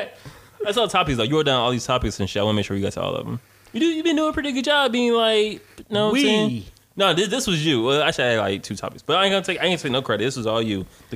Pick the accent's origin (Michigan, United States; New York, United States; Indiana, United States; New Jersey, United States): Michigan, United States; Detroit; I was born in Detroit